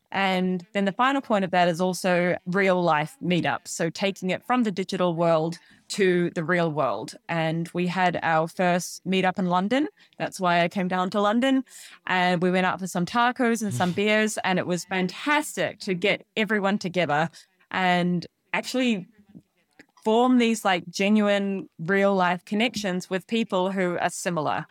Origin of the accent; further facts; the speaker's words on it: New Zealand; moved away as an adult; now in Scotland, United Kingdom; I'm originally from New Zealand. I grew up in a very, very small farming town